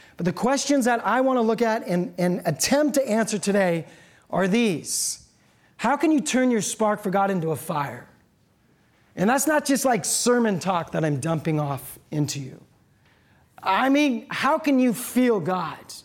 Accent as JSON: {"language": "English", "town": "Seattle", "region": "Washington", "country": "United States", "said": "I'm from Seattle."}